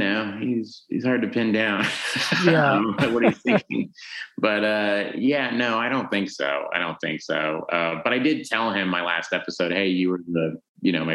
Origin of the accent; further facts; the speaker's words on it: Tulsa, Oklahoma, United States; we grew up in Tulsa